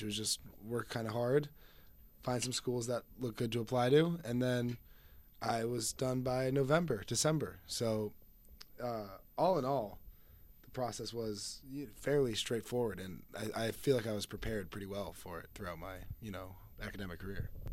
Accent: Phoenix, Arizona, United States; I'm a freshman from Phoenix, Arizona.

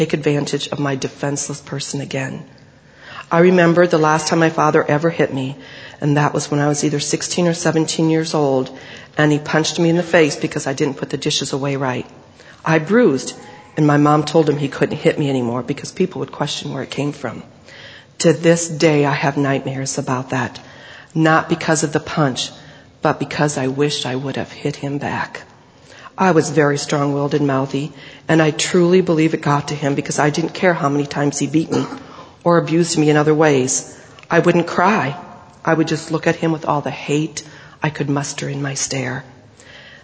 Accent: Riceville / Nashua, Iowa, United States; also born or lived in Dike, Iowa; We moved from Riceville back to Nashua, and I was allowed to go up for cross-country my freshman year

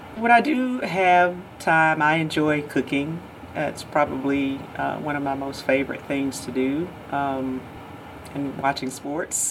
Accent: Georgia, United States; growing up in Georgia, obviously you think about your home state school all the time, but I grew up 30 minutes from Auburn University

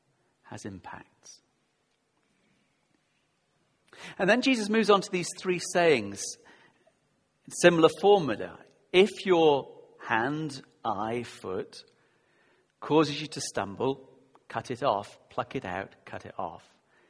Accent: Yorkshire and the Humber, United Kingdom; I grew up in Yorkshire, South Yorkshire. I know you can't tell. People say, really? You're not northern. I do say path and grass and castle.

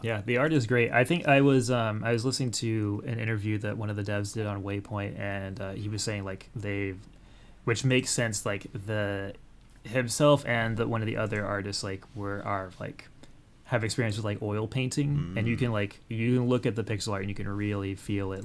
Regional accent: Oklahoma, United States; I grew up in Oklahoma

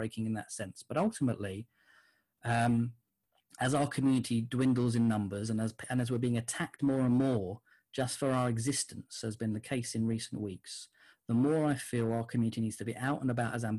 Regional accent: Gants Hill, London, United Kingdom; And when I grew up in Gants Hill, my next door neighbours was a Muslim family

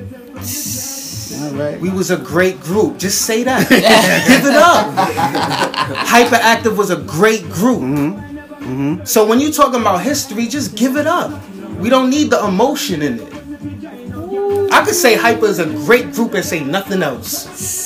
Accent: New York City, New York, United States; I'm from Flatbush

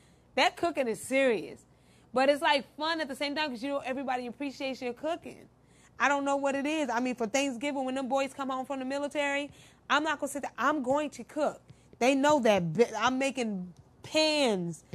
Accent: Midwest, United States; I'm from the Midwest, so we cook it a little different.

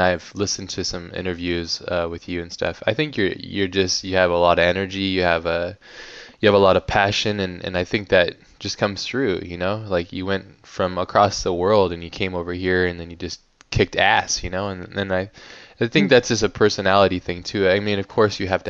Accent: United States; I'm American

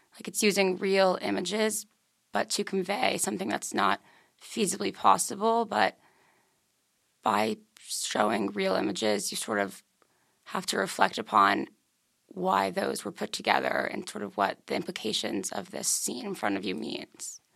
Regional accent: Darien, Connecticut, United States; I'm from Darien, Connecticut

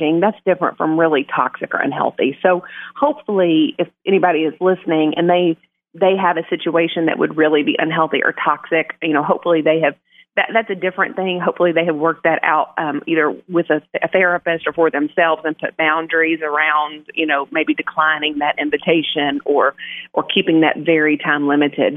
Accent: Blytheville, Arkansas, United States; I'm from Blytheville

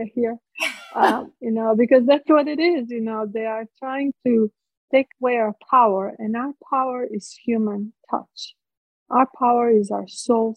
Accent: Split, Split-Dalmatia County, Croatia; English is a second language; moved away as an adult; now in United States; I was born in Split. I grew up in those ruins of the Ecclesian Palace

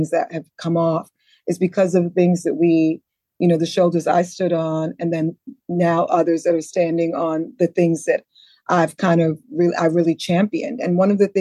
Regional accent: New York City, New York, United States; also born or lived in Antigua; growing up in the Bronx

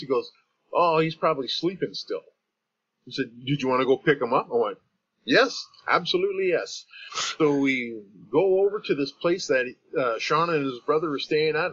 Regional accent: Canada; from being a Canadian

